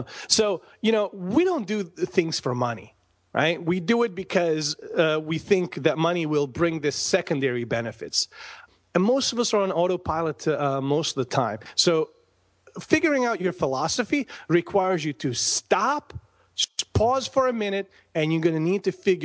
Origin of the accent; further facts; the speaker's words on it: Bosnia & Herzegovina; also born or lived in Croatia / Tucson, United States; now in United States; I am from Bosnia, born and raised. I came to the United States in 95